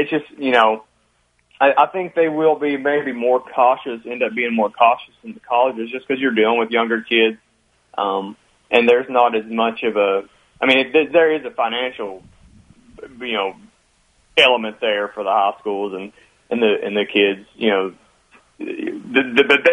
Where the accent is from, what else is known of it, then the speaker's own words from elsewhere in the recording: Martin County, Kentucky, United States; I'm from Martin County